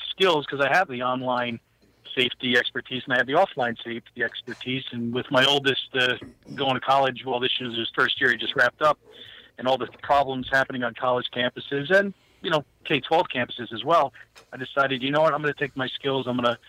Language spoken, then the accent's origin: English; New Jersey, United States; now in Pennsylvania, United States; That's because I'm from New Jersey.